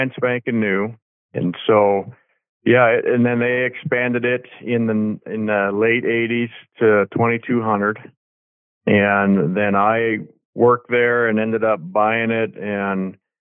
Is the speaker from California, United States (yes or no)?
no; Dillon, Montana, United States; I'm from Dillon, Montana. My family and I ranch here and have my whole life.